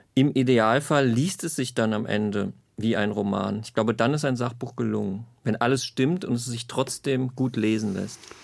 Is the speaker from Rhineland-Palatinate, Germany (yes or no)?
yes; Zweibrücken, Rhineland-Palatinate, Germany; ich aufgewachsen bin in Zweibrücken in Rheinland-Pfalz